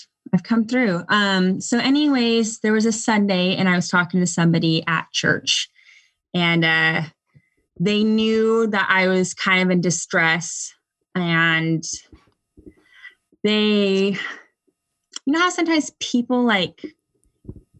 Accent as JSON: {"language": "English", "region": "Southern California", "country": "United States", "tie": "born or raised there", "also_born_or_lived": "Texas", "moved": "yes", "lives_now": "Durham, North Carolina, United States", "said": "I grew up in Southern California, then moved to Texas, and then moved to North Carolina."}